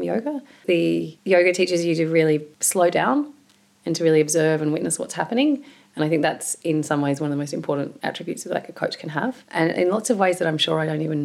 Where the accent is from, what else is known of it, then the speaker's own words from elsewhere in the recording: Tasmania, Australia; I grew up in Tasmania